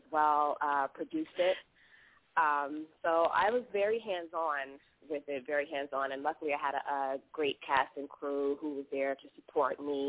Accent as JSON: {"language": "English", "town": "Chicago", "region": "Illinois", "country": "United States", "moved": "yes", "lives_now": "Los Angeles, United States", "said": "I call home Chicago. I'm actually from Chicago. Currently I'm residing in Los Angeles"}